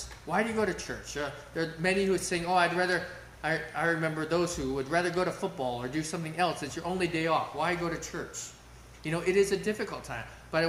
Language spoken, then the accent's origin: English; Russia; I remember growing up in Russia, where they had to meet outdoors in freezing temperatures.